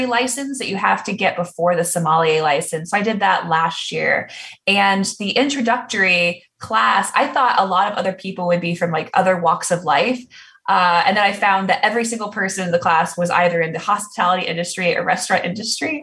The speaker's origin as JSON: {"language": "English", "town": "Dublin", "region": "Ohio", "country": "United States", "tie": "born or raised there", "also_born_or_lived": "Dallas, Texas", "moved": "yes", "said": "I grew up in the Midwest in lovely Dublin, Ohio"}